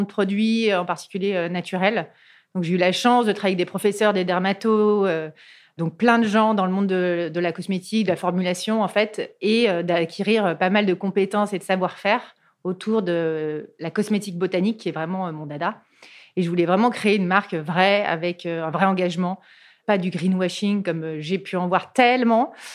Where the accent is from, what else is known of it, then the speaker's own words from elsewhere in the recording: Cantal, Aurillac, Auvergne-Rhône-Alpes, France; je suis originaire d'Auvergne, du Cantal